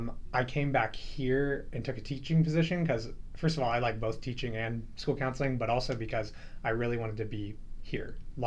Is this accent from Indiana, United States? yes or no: yes; Berne, Indiana, United States; moved away as an adult; now in Indianapolis, United States; I'm from Bern, Indiana, which is, like, 2 hours northeast of Indianapolis.